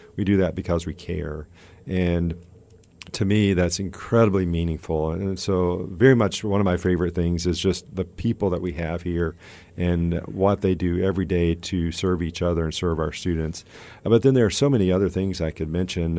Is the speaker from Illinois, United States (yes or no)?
no; Georgia, United States; moved away; also born or lived in Tallahassee, Florida; I grew up in Georgia